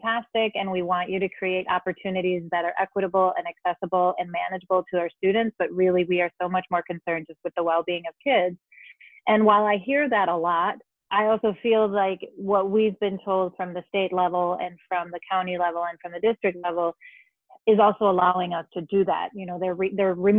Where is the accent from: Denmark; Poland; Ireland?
Denmark; moved away as an adult; now in Madison, United States; I was born and raised in Denmark and came here as an adult.